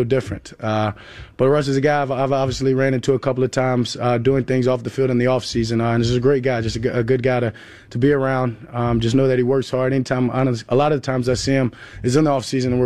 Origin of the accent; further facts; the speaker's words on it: Louisiana, United States; now in Dallas, United States; my home state